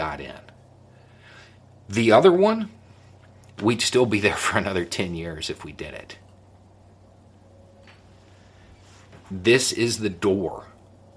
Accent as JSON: {"language": "English", "country": "United States", "said": "we, as the American people"}